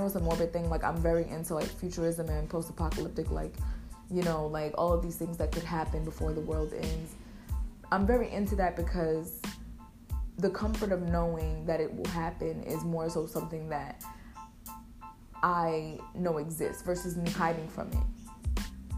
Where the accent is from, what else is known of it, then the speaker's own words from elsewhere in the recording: United States; I'm from America